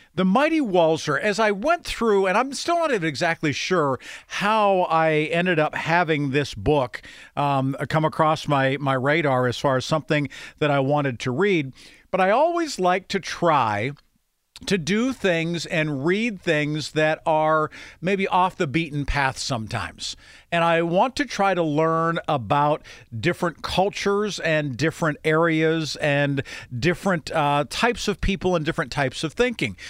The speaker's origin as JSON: {"language": "English", "town": "Grove City", "country": "United States", "tie": "born or raised there", "said": "I can't pretend to say that I grew up in a city that there was a heavy Jewish influence. There certainly was not. growing up in Grove City"}